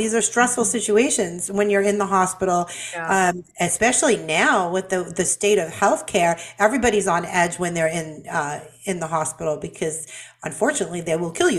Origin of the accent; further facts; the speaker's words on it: Boston, Massachusetts, United States; I'm from Boston